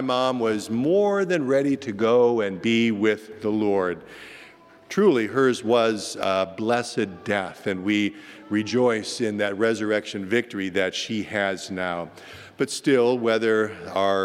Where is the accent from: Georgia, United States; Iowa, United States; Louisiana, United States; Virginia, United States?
Iowa, United States; moved away; my home state